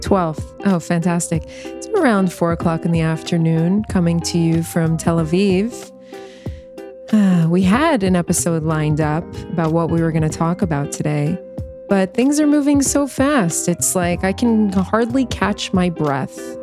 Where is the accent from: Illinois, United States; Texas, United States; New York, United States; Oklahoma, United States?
New York, United States; moved away as an adult; also born or lived in South Florida; now in Israel; my hometown of New York